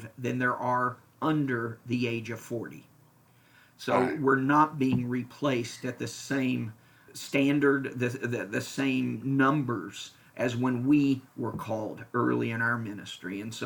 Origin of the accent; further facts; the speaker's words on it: Lexington, Kentucky, United States; moved away as an adult; also born or lived in Indiana / Florida / Wichita, Kansas; now in Franklin, United States; I was born and raised in Lexington, Kentucky.